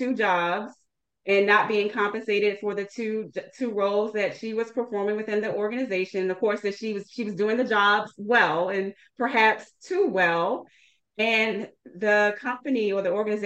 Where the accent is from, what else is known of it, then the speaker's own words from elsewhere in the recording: Washington, District of Columbia, United States; moved away as an adult; also born or lived in Seattle, Washington; relocated back to my hometown of Washington, D.C.